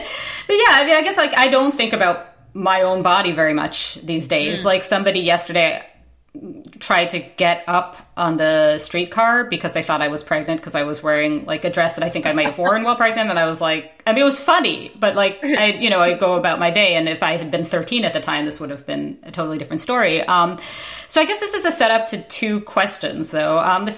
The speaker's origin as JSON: {"language": "English", "town": "New York City", "region": "New York", "country": "United States", "tie": "born or raised there", "moved": "as an adult", "lives_now": "Canada", "said": "I grew up, I'm in Canada now, clearly, but I grew up in New York City."}